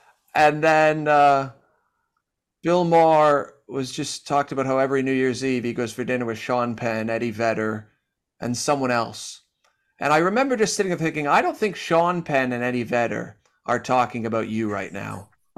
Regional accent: Canada; moved away; I've made this my home after living here for 12 years. And I moved from Canada, and lots of my best friends are still in Canada. My family's there.

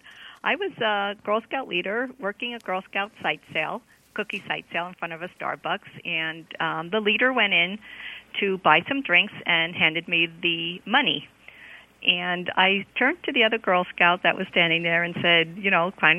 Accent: Long Island, New York, United States; I'm from New York, Long Island

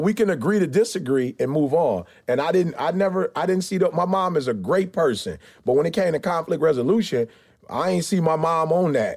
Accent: Detroit, Michigan, United States; I grew up in Motown

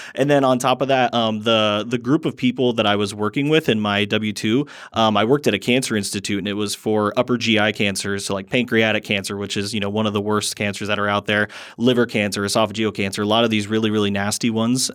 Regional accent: Fort Wayne, Indiana, United States; I am from Fort Wayne, Indiana

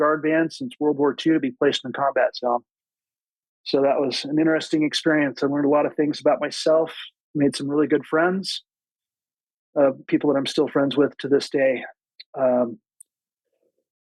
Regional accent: West Valley City, Utah, United States; moved away as an adult; also born or lived in Provo, Utah / New York City; now in Northern Virginia, United States; I was born and raised in Utah. I grew up in West Valley, graduated from Taylorsville High School

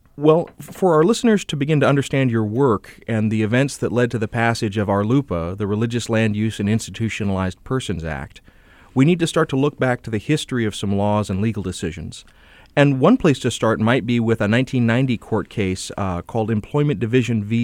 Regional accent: the South, United States; I come from the South

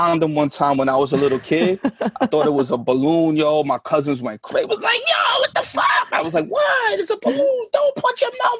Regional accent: New York City, New York, United States; I grew up on White Plains Road, 217th, like Wakefield section of the Bronx.

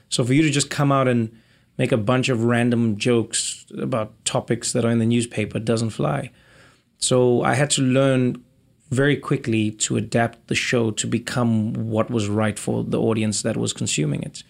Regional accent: South Africa; moved away as an adult; I was born in South Africa in nineteen eighty-four, which was towards the end of apartheid. Grew up to a black South African Xhosa mother and a white Swiss father.

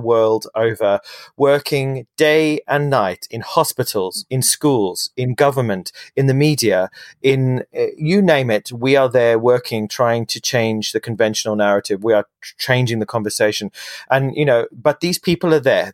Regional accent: London, United Kingdom; my, in my hometown in London

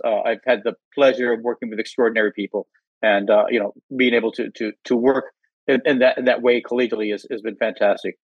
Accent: outside of Los Angeles, Southern California, United States; I grew up in, in Southern California, outside of Los Angeles

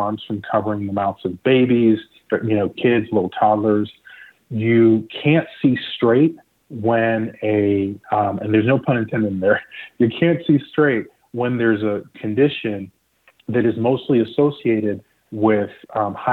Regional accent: the Southeast, North Carolina, United States; also born or lived in Nigeria; now in Florida, United States; I was born in Nigeria. I grew up in the Southeast. And I remember in North Carolina

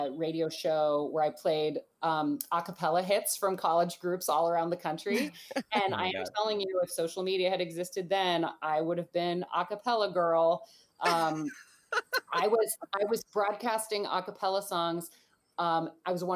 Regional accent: Oakland, California, United States; I grew up in Oakland, California. My parents still live in the first house I ever lived in when I was born

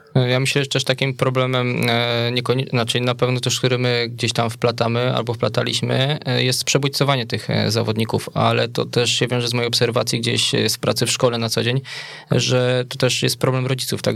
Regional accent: Wola, Silesian Voivodeship, Poland; also born or lived in Bielsko-Biała; w mojej rodzinnej miejscowości w Woli obok Pszczyny

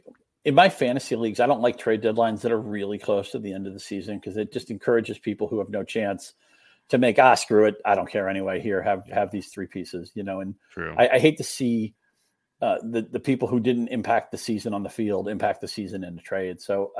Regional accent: New England, United States; I grew up in New England

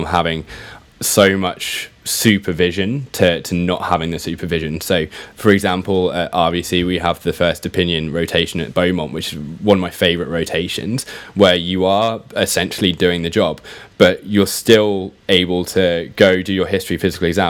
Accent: Shropshire, just outside of Shrewsbury, West Midlands, United Kingdom; moved away as an adult; also born or lived in London; I grew up in Shropshire, just outside of Shrewsbury.

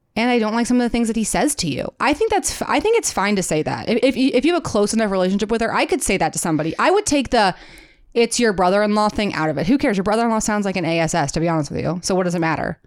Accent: Midwest, United States; accent: Midwestern; my Midwestern accent

